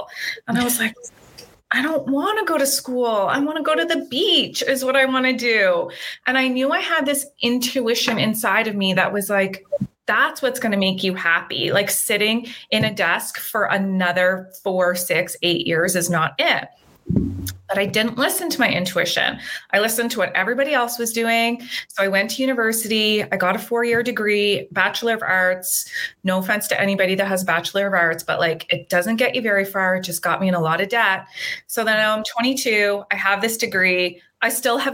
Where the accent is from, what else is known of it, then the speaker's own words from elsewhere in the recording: Nova Scotia, Canada; moved away as an adult; also born or lived in Australia; now in British Columbia, Canada; I'm from Nova Scotia, little small town on the East Coast.